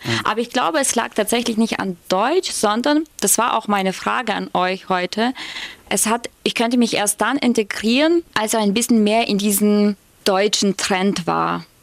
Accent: Ukraine; German is a second language; moved away as an adult; now in Germany; sage ich aus der Ukraine

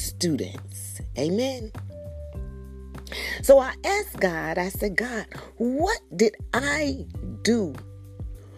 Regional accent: Georgia, United States; coming back to my home state of Georgia

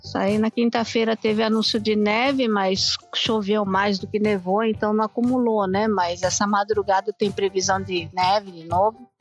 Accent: Brazil; now in Japan; nós que somos brasileiros

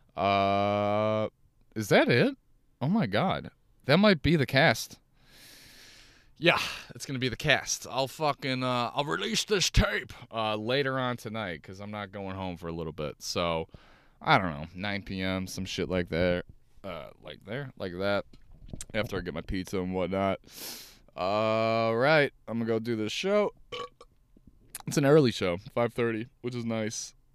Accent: Chicago, Illinois, United States; Chicago, Chicago, my hometown.

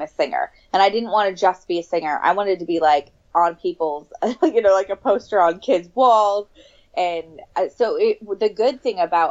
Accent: right outside Napa, California, United States; also born or lived in Sacramento; I grew up right outside Napa.

